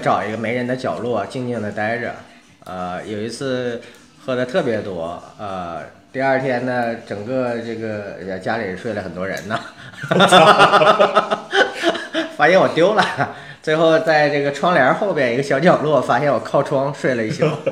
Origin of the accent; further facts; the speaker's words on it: China; now in United States; 我恰恰小时候在中国，在，然后长大以后在美国